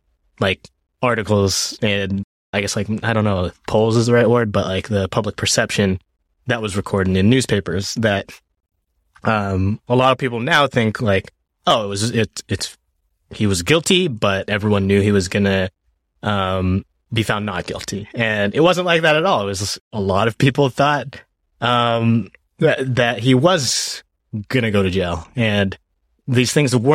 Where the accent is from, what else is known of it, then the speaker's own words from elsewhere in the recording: Washington, United States; also born or lived in Japan; I grew up in Japan for elementary school and then moved to Washington State and about like a couple hours from Seattle.